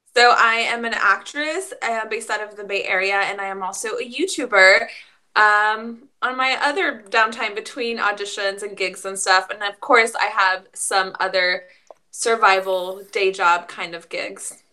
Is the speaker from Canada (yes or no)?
no; Mexico; moved away; we are immigrants from Mexico